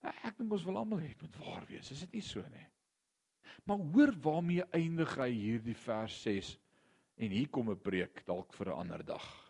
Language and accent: Afrikaans; Gauteng, South Africa; ek kom van Gauteng af